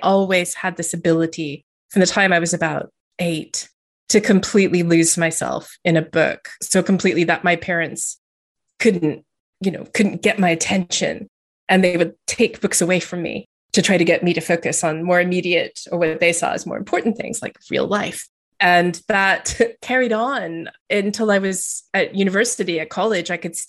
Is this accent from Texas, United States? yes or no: yes; Texas, United States; moved away as an adult; also born or lived in Montana / Louisiana; now in England; I grew up all over the place. My parents moved a lot. So I lived in the US. I was born in the US, actually. And I lived there until I was in my 20s. And then I moved to England. So I grew up in Texas a bit and in Montana a bit and in Louisiana a bit.